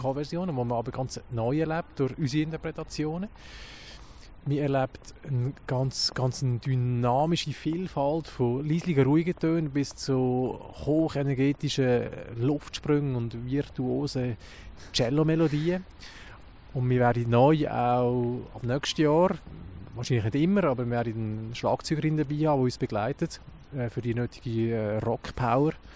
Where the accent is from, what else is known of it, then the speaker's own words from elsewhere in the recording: Lucerne, Switzerland; als Luzerner